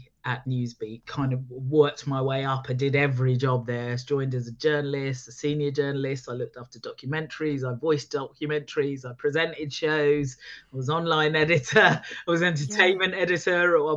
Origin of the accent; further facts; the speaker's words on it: Luton, East of England, United Kingdom; moved away; also born or lived in Preston / Birmingham / London; I slowly moving back down the country because I was born in Luton